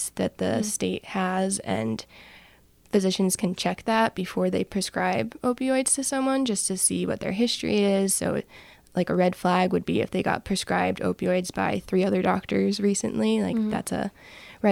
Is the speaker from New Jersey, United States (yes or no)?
yes; New Jersey, United States; moved away; I'm originally from New Jersey